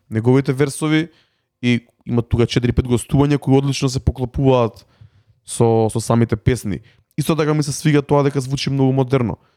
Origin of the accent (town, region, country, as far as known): North Macedonia